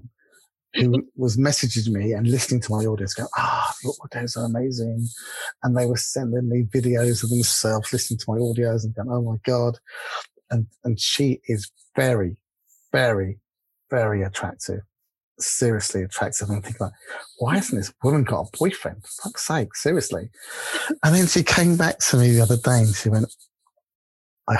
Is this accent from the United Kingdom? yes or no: yes; England, United Kingdom; accent: English; there's little old me from England, with my little English accent.